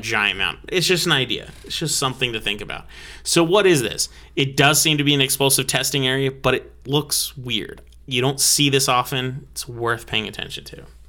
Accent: United States; I was born and raised as an American

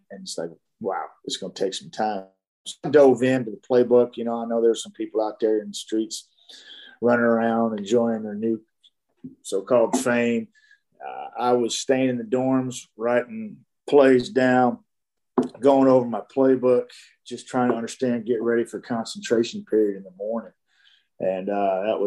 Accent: Dallas, Texas, United States; growing up in Dallas and playing in the mid 70s, high school football in the Dallas area

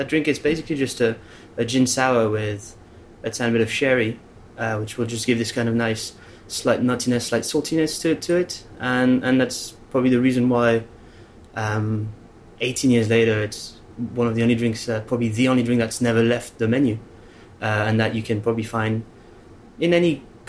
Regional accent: Caen, Normandy, France; born there; I was born in Caen, in Normandy.

